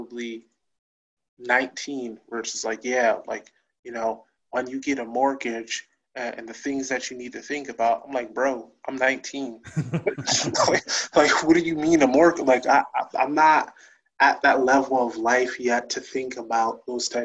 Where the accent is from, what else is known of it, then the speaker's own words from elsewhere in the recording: New Haven, Connecticut, United States; also born or lived in Hamden; I grew up in New Haven, my first year I was born, my family lived in East Rock in New Haven